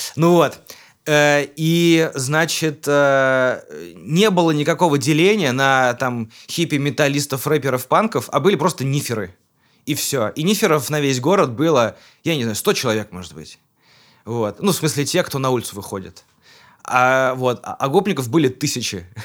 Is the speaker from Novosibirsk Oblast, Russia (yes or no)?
no; Kazan, Tatarstan, Russia; я уроженец Казани, мне 34 года